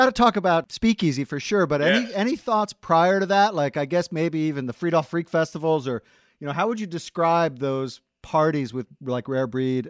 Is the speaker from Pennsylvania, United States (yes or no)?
no; Sparta, New Jersey, United States; because I'm from Sparta